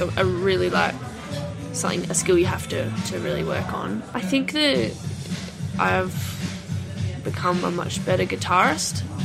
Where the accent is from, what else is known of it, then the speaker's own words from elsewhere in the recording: Albany, Western Australia, Australia; in a town called Albany, which is uh, like four or five hours south of Perth.